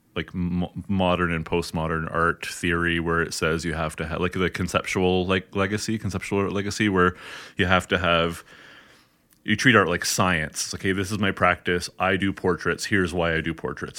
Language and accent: English; hometown with Georgian College, Ontario, Canada; moved away as an adult; now in Edmonton, Canada; I actually went in my hometown to Georgian College, which is, you know, the local hometown college